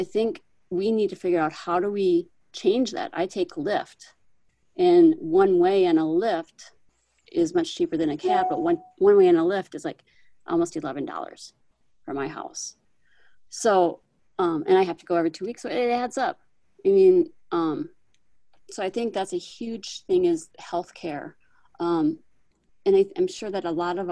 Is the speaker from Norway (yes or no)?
no; Groton, South Dakota, United States; now in Sioux Falls, United States; my hometown, Groton